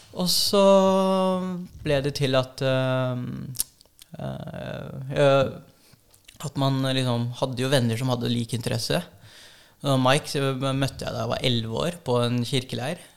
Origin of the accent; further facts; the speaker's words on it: Norway; jeg er jo norsk-filippinsk. Og mamma er en av én øh, av åtte nå. Det var en av ni. Og um, eneste uh, av de søsknene som flytta til Norge